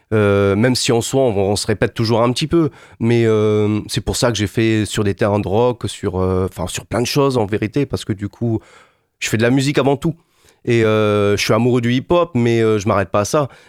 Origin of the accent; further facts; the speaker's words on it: Montpellier, Occitania, France; Moi, je venais de Montpellier.